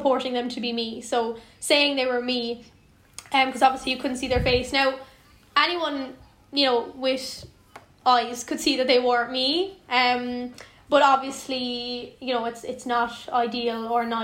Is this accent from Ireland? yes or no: yes; Skibbereen, Munster, Ireland; I'm from Skibbereen in West Cork.